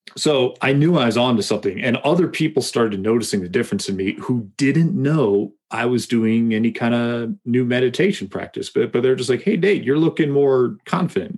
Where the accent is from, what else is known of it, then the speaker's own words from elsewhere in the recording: Massachusetts, United States; now in Colorado, United States; I grew up in Massachusetts